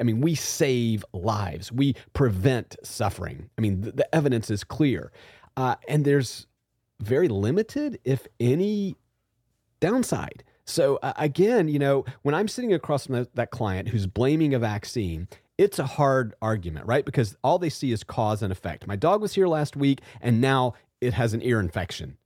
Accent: Southwest Georgia, United States; moved away; I came from Southwest Georgia as a child

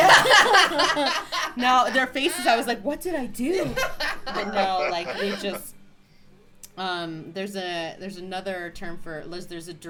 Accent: United States; moved away; I'm American.

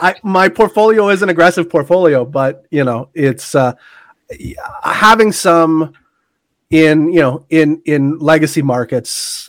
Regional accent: Canada; Forget I'm Canadian.

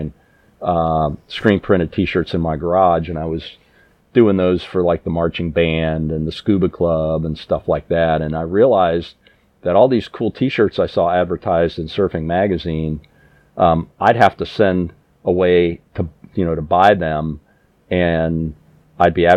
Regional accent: Columbus, Ohio, United States; opened my own t-shirt shop in Columbus, which again was my hometown

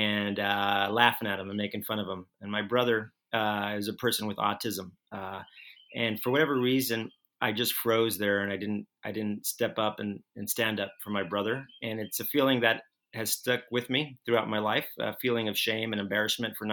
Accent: El Paso, Texas, United States; I grew up in El Paso, Texas

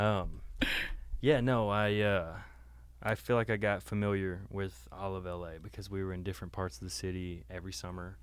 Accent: the South, United States; moved away; growing up in the South, we had a lot of dogs

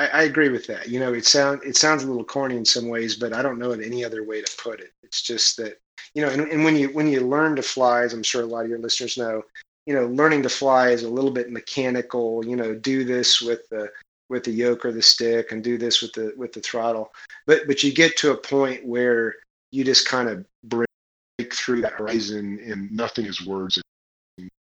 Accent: Kansas, United States; I'm from Kansas, right? We don't do boats in Kansas. In fact, I didn't see the ocean until I was 13.

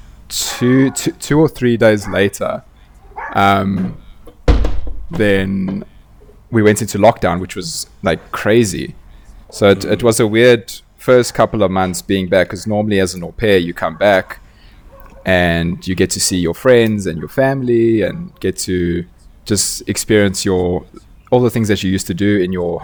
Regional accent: Johannesburg, Gauteng, South Africa; also born or lived in Austin, Texas; I'm from Johannesburg, South Africa, born and raised

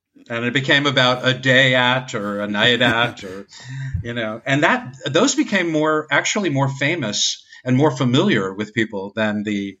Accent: New York, United States; Growing up in New York

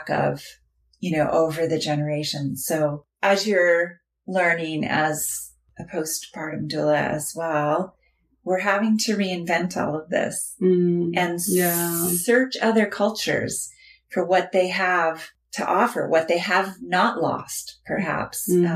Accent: Los Molinos, California, United States; I grew up in a little town called Los Molinos, which is in Tehama County

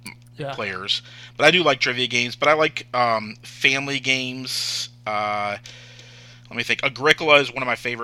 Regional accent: Michigan, United States; I'm from Michigan

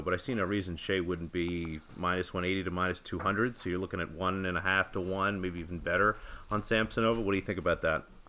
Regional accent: United States; as an American tennis fan

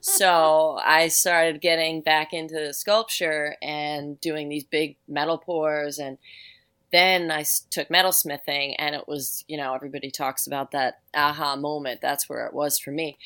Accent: New York City, New York, United States; now in Upstate New York, United States; I grew up in New York City. I grew up on Staten Island.

